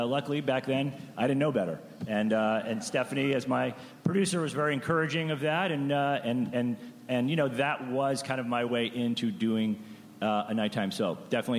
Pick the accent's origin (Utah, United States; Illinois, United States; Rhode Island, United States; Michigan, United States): Rhode Island, United States; Providence; moved away as an adult; also born or lived in California; I was from Providence, Rhode Island.